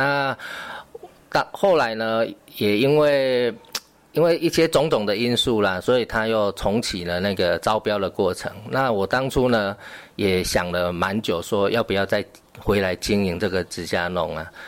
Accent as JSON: {"language": "Chinese", "region": "Tainan", "country": "Taiwan", "tie": "born or raised there", "moved": "yes", "said": "也是我们安定了那个希腊雅语啊，这也是我的故乡。所以当初我回来，"}